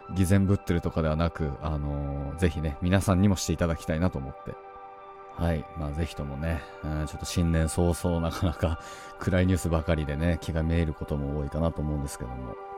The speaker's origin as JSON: {"language": "Japanese", "region": "Tohoku", "country": "Japan", "tie": "born or raised there", "said": "僕東北の出身ですので"}